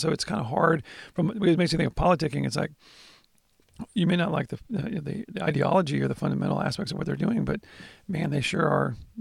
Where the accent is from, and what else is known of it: United States